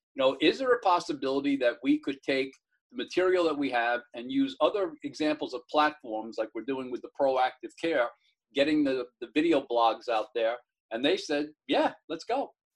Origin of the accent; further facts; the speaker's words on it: Mount Vernon, United States; I grew up in Mount Vernon